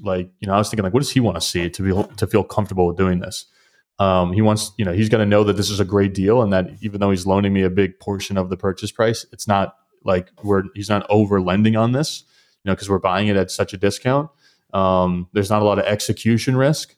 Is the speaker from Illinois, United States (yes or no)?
no; southern New Hampshire, United States; I'm from New Hampshire originally, grew up in southern New Hampshire